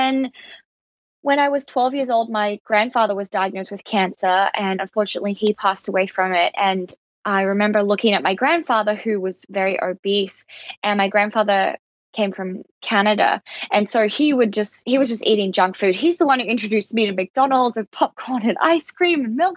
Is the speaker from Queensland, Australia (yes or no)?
no; Alice Springs, Northern Territory, Australia; I grew up in Alice Springs, which is in outback Australia